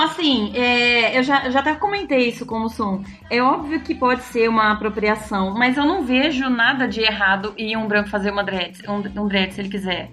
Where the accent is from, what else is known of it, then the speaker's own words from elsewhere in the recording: Ribeirão Preto, São Paulo, Brazil; now in São Paulo, Brazil; eu sou de Ribeirão, tô acostumada com calor